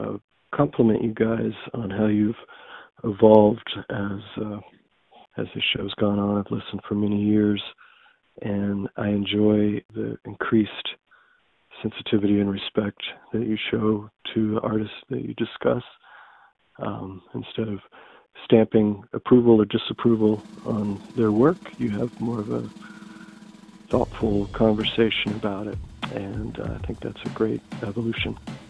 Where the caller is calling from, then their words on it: Winston-Salem, North Carolina, United States; I'm calling from Winston-Salem, North Carolina.